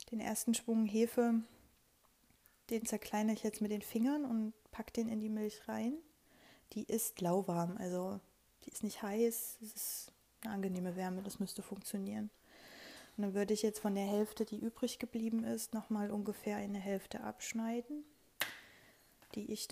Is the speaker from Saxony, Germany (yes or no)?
yes; Leipzig, Saxony, Germany; pendle ich im Homeoffice zwischen meiner Heimatstadt Leipzig und Thüringen, wo mein Freund lebt.